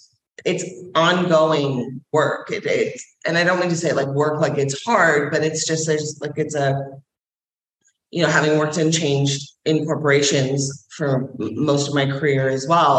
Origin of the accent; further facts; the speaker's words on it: Scotland, United Kingdom; I'm a Scottish warrior princess.